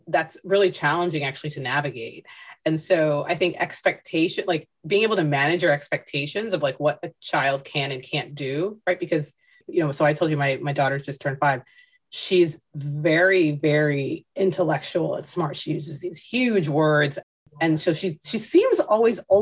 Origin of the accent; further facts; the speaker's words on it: United States; I am of Indian descent. I was born here